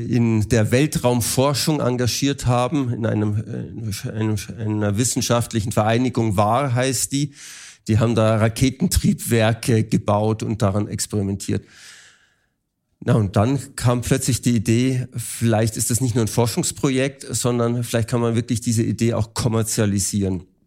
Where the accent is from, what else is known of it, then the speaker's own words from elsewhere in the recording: Germany; als Deutsche und Europäer